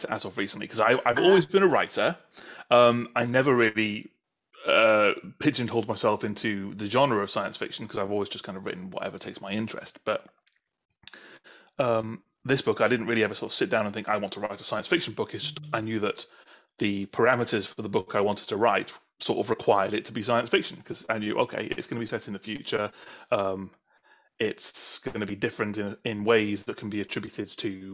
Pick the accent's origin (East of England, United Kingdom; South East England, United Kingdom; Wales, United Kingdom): Wales, United Kingdom; North; also born or lived in south coast of England; now in England; I am originally from North Wales, but now living on the south coast of England.